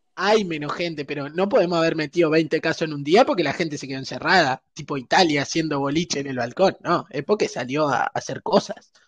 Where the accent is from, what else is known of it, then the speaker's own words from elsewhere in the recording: Uruguay; somos uruguayos